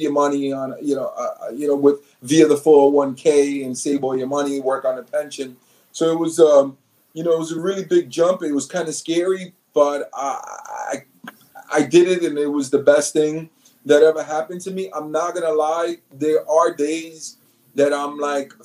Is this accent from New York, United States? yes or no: yes; New York City, New York, United States; moved away as an adult; now in New Jersey, United States; Born and raised in New York City, Manhattan, single mom, very little bit of money